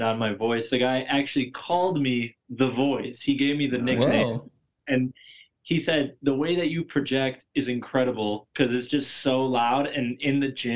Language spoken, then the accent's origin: English; Midwest, United States; accent: Wisconsin; I'm from the Midwest